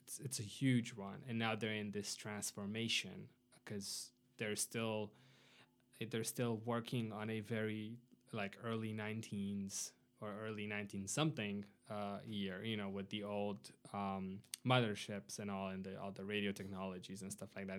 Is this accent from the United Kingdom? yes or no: no; Arad, Arad County, Romania; moved away as an adult; now in United States; my hometown, uh, Arad